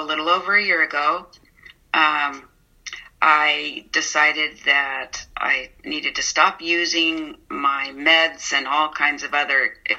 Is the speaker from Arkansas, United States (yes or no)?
no; San Mateo, California, United States; now in Portland, United States; I grew up in San Mateo